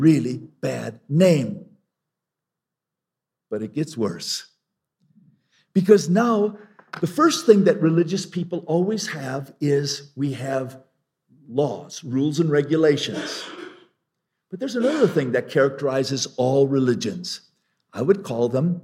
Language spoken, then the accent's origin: English; Longmont, Colorado, United States; I was in my hometown of Longmont some years ago